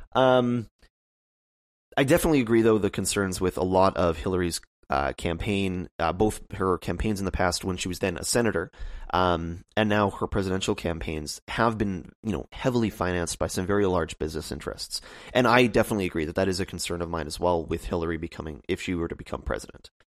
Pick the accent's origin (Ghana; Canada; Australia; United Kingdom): Canada; me as a Canadian